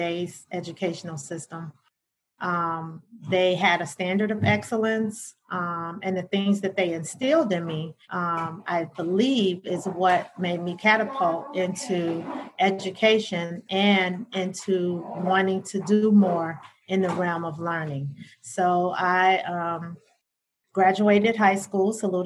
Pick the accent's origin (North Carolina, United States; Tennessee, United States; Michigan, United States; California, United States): Michigan, United States; Detroit; I'm a native Detroiter, born and raised in Detroit. East Side child.